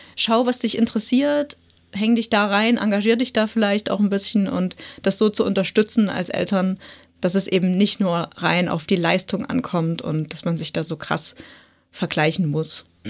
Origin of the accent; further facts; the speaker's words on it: Saxony, Germany; bei uns in Sachsen